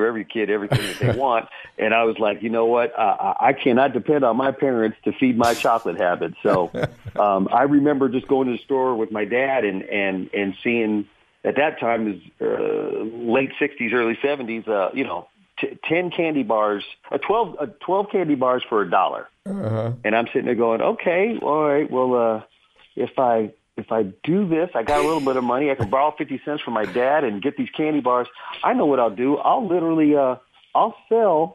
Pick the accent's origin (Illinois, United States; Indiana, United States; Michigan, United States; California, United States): California, United States; San Jose; Born and raised in San Jose Hospital, as a matter of fact, and a graduate of San Jose. So I've never left the city of San Jose for more than a month in 60 years.